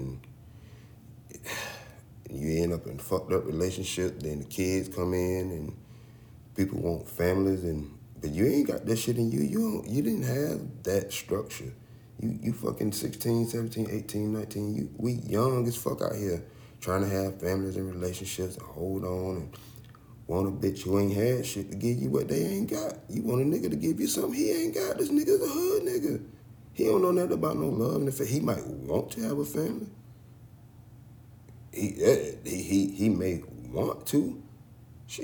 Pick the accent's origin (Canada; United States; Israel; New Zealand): United States; the South; growing up in the South